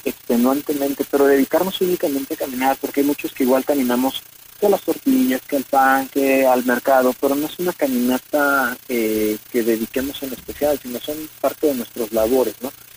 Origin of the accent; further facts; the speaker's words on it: Mexico; nosotros como mexicanos